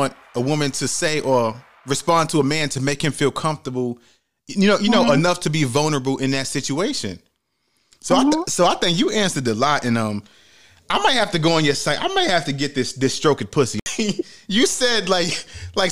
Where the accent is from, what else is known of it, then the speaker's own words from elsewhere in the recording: New York City, New York, United States; I'm from the Bronx, New York, from the projects